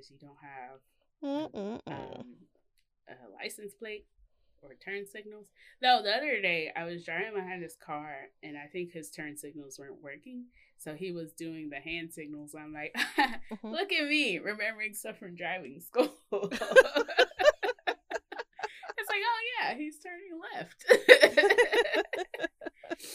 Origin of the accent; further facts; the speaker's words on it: Mississippi, United States; I'm from Mississippi